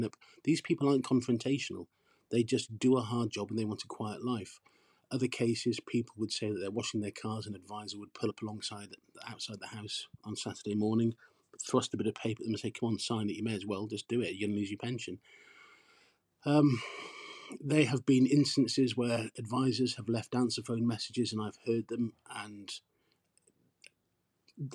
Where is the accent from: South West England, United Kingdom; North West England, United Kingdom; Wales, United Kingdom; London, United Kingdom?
Wales, United Kingdom; Port Talbot; I grew up in Port Talbot. I'm English, but I grew up in this steel town, and it's the place that I call home